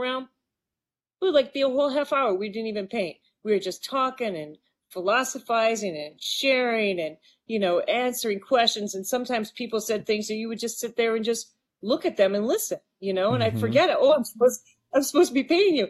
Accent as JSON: {"language": "English", "town": "Maquoketa", "region": "Iowa", "country": "United States", "tie": "born or raised there", "said": "I would paint my hometown, right? And I opened up a storefront on Main Street"}